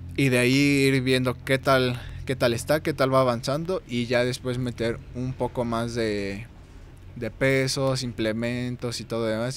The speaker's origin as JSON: {"language": "Spanish", "country": "Mexico", "said": "como buen mexicano"}